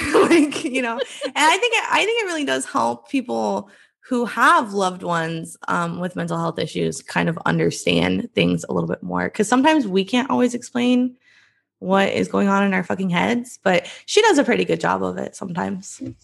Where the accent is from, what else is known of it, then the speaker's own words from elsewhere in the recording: Iowa, United States; I grew up in Iowa. I live in Iowa now.